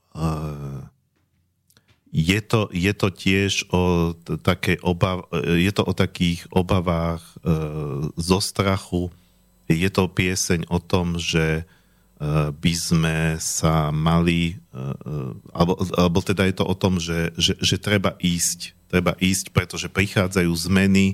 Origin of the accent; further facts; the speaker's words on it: Slovakia; ja som Slovák